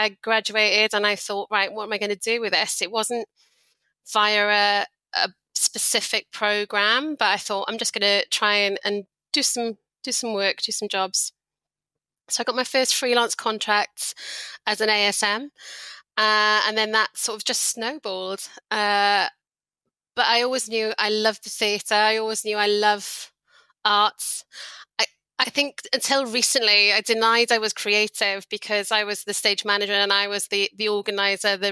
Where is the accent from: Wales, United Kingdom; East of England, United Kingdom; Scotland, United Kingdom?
Wales, United Kingdom; South; moved away as an adult; now in United Arab Emirates; I grew up in South Wales in the UK